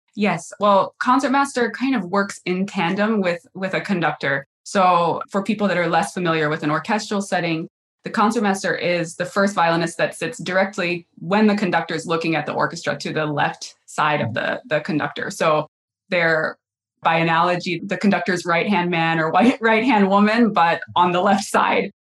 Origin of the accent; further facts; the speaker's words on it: North Carolina, United States; moved away as an adult; also born or lived in Cleveland / New York City / Indianapolis; now in Cincinnati, United States; I was born in North Carolina